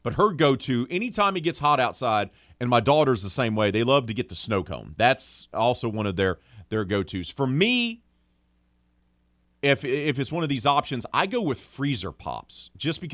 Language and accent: English; the South, United States; growing up in the South